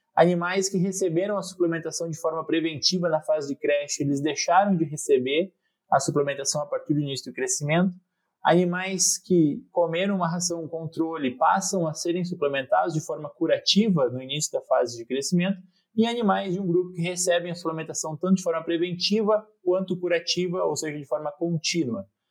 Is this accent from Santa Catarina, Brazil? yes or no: yes; Alto Vale region, Santa Catarina, Brazil; moved away as an adult; also born or lived in Porto Alegre; now in Jaboticabal, Brazil; eu sou natural do, da região do Alto Vale, em Santa Catarina, lá eu cursei técnico agrícola no Instituto Federal.